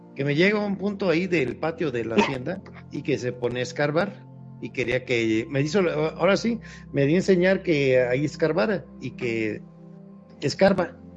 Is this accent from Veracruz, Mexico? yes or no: yes; Papantla, Veracruz, Mexico; de donde yo soy originario, muy cerca de las ruinas de Papantla